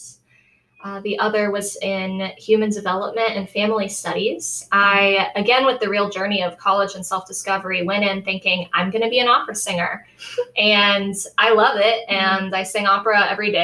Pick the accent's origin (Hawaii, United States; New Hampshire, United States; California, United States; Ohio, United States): Ohio, United States; Columbus; now in Bowling Green, United States; I'm originally from Columbus, Ohio